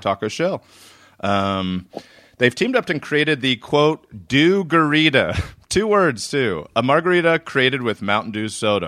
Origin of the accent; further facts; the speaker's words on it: Reisterstown, Maryland, United States; I grew up in Reisterstown, Maryland. So I grew up just north